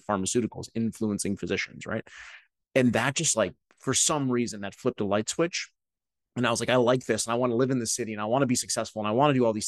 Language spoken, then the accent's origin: English; Cleveland, Ohio, United States; I grew up in Cleveland, Ohio, in a suburb of Cleveland